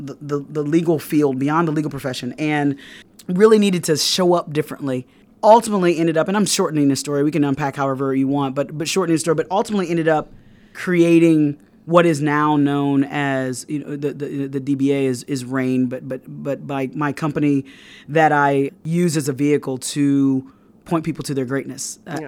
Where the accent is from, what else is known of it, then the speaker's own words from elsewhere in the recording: Fort Wayne, Indiana, United States; And so, I'm from Fort Wayne, Indiana. I went to undergrad at Indiana University in Bloomington.